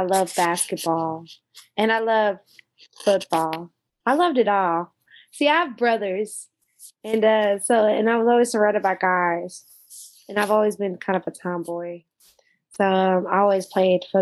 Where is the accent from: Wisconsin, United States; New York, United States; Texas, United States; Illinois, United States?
Texas, United States; Austin; also born or lived in Springfield, Missouri; we moved out here when I was 4. So mainly all my growing up was out here.